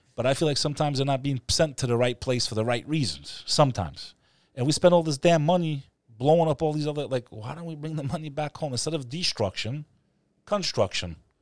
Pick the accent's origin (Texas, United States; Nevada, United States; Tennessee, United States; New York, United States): New York, United States; New York City; as a New Yorker